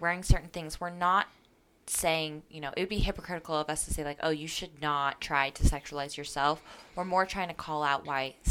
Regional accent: Las Vegas, Nevada, United States; moved away; growing up in Las Vegas

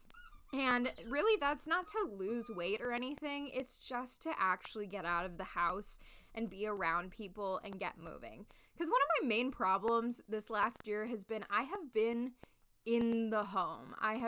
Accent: Los Angeles, California, United States; also born or lived in Chicago; now in New York, United States; I grew up in Los Angeles

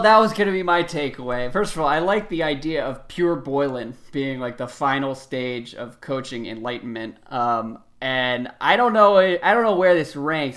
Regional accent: Washington, District of Columbia, United States; my hometown of Washington, D C

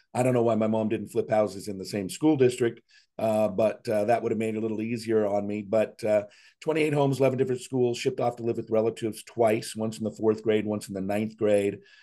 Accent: Seattle, Washington, United States; moved away as an adult; also born or lived in Scottsdale, Arizona; now in Chattanooga, United States; born and raised in Seattle area, first fifty years of my life in Seattle

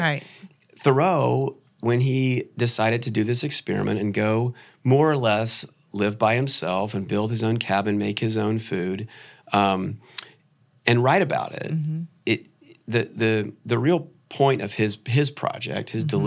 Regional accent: Atlanta, Georgia, United States; also born or lived in New York; I grew up around Atlanta

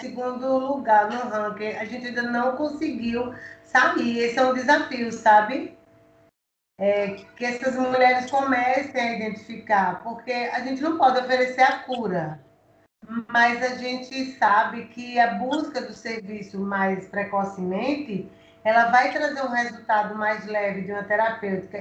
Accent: Alagoas, Brazil; como mulher, como alagoana

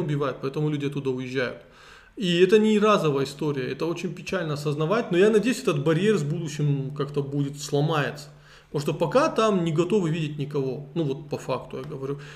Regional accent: Vladikavkaz, North Ossetia–Alania, Russia; also born or lived in Tskhinvali / Moscow; Я родился в Цхинвале, но вырос во Владикавказе

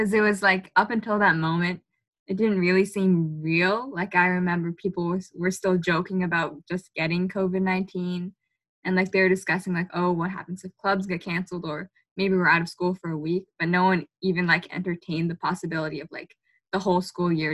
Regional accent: Malden, Massachusetts, United States; I'm from Malden. I just graduated from Malden High this year

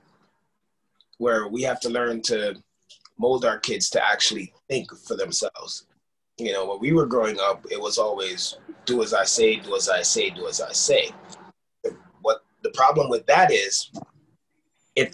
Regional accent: Jamaica; people of my generation growing up in Jamaica

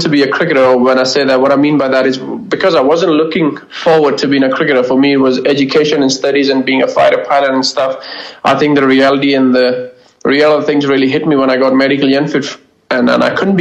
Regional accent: Sialkot, Punjab, Pakistan; moved away; me growing up in Pakistan is no different to any other kid growing in Pakistan

